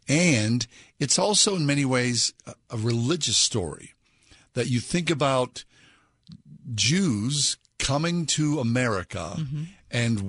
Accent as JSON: {"language": "English", "town": "Pittsburgh", "region": "Pennsylvania", "country": "United States", "tie": "born or raised there", "said": "If you're a Pittsburgher, which both Kath and I, born and raised in Pittsburgh"}